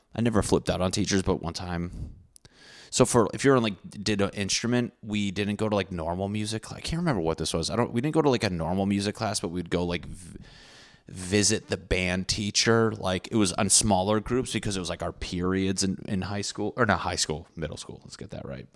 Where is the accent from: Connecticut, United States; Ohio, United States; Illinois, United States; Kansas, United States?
Connecticut, United States; I'm from Connecticut